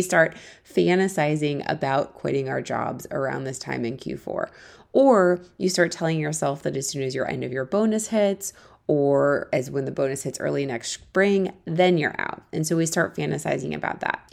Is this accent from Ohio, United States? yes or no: yes; Akron, Ohio, United States; moved away as an adult; also born or lived in Missouri; now in New York City, United States; I'm originally from Ohio. I grew up there until I went to college at the University of Missouri to study journalism